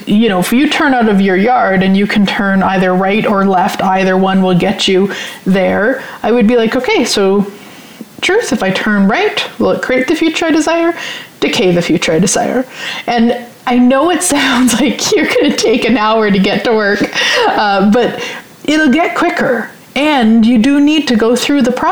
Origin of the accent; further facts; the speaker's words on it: Saskatchewan, Canada; now in Sherwood Park, Canada; a surefire sign that I'm from Saskatchewan when I say supper.